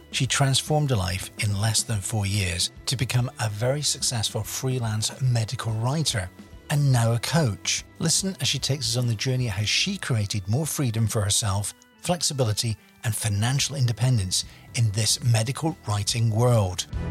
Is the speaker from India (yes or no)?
no; United Kingdom; now in Canada; we're both British